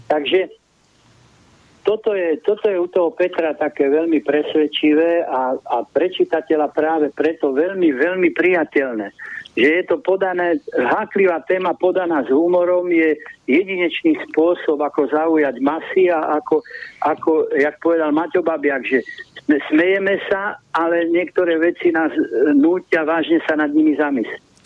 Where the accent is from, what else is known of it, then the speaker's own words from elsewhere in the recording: Slovakia; som Slovák